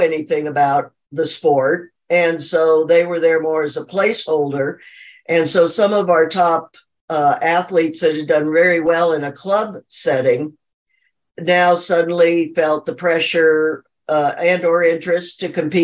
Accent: Phoenix, Arizona, United States; I'm from Phoenix, Arizona.

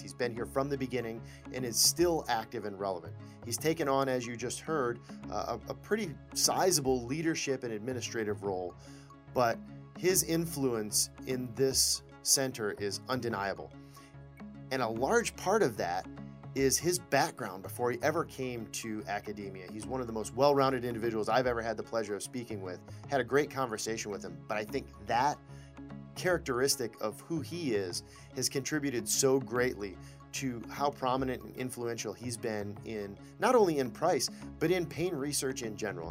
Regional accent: Lapeer, Michigan, United States; I'm from Lapeer.

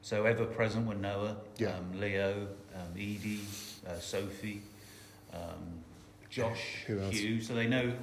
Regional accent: Dorset, South West England, United Kingdom; I was born and bred in Dorset

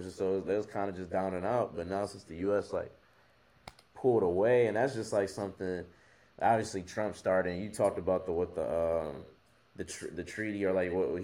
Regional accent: United States; we're American

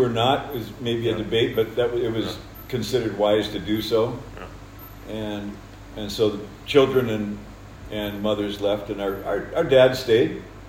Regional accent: Kerawa Mission Station, DR Congo; I was born over in Congo at Kerawa Mission Station in 1955. And grew up in that area

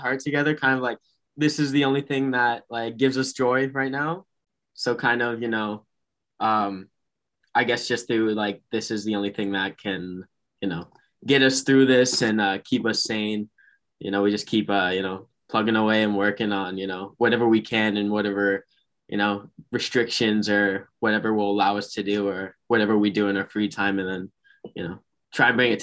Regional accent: Brampton, Ontario, Canada; We're from Brampton, Ontario. You know, we're younger guys, you know, we kind of started out not too long ago, doing a lot of DIY kind of stuff in our hometown of Brampton

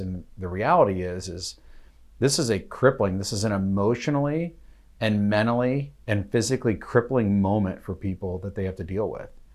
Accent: United States; as an American

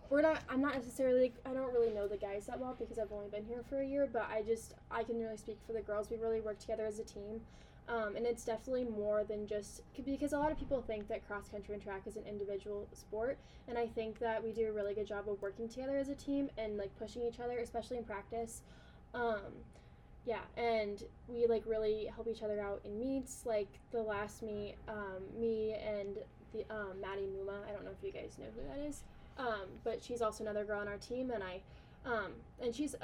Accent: Auburn, Nebraska, United States; I'm from Auburn, Nebraska

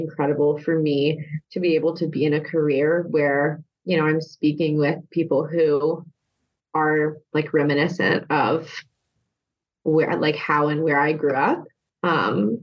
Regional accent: the South, United States; moved away; I'm from a very small rural town in the South.

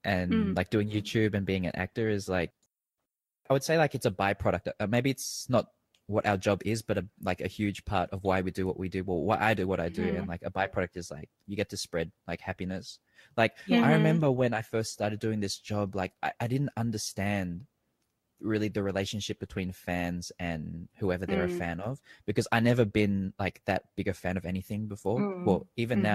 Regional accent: Australia; now in Thailand; growing up in Australia

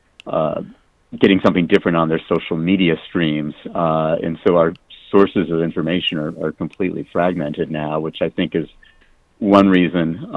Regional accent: Phoenix, Arizona, United States; I grew up in Phoenix

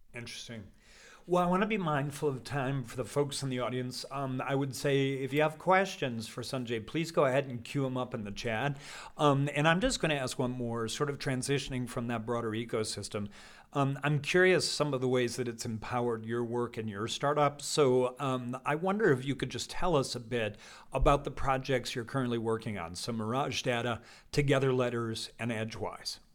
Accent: Colorado, United States; I come from, I grew up in Colorado

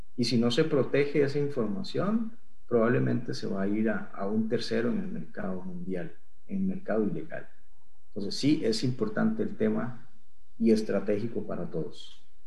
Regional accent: Costa Rica; estando en Costa Rica

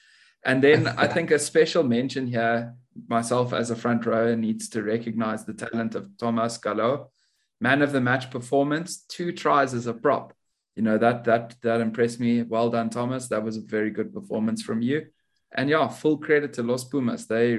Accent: South Africa; I am … from South Africa.

